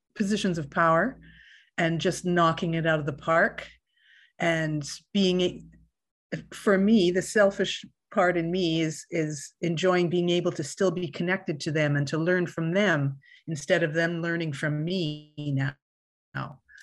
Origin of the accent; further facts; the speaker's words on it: Winnipeg, Manitoba, Canada; I grew up in Winnipeg, Manitoba